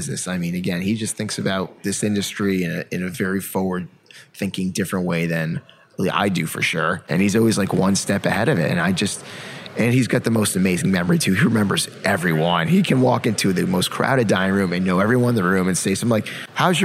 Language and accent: English; Connecticut, United States; where I grew up in Connecticut